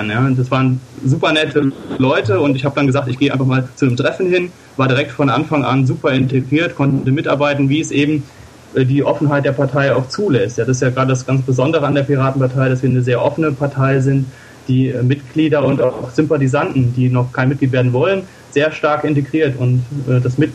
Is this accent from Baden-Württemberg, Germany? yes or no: no; Rhineland-Palatinate, Germany; Also ich bin aus der Gegend von Koblenz